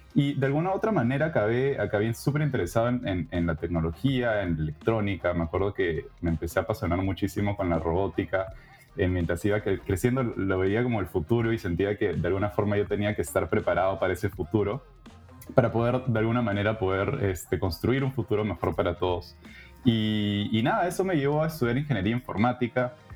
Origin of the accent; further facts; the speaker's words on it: Lima, Peru; moved away as an adult; now in Canada; peruana de nacimiento, he vivido casi toda mi vida en Lima